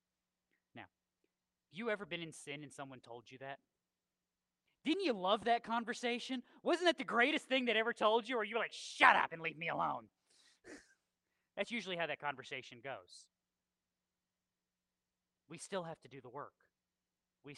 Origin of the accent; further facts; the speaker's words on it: Milford, Connecticut, United States; I grew up in Connecticut. Milford, Connecticut is the house we lived